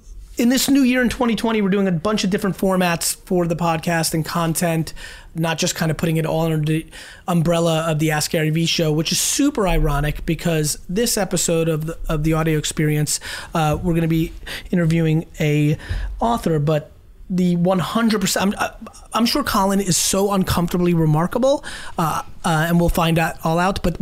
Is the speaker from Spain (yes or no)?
no; Belarus; but I'm from Belarus, and I make this joke that like I was from Russia, but I don't believe that.